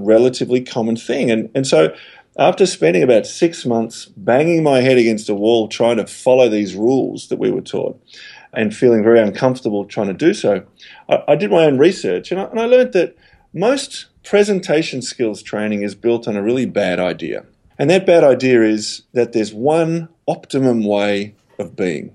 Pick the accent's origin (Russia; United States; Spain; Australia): Australia; also born or lived in Melbourne; I'm Australian, based here in Melbourne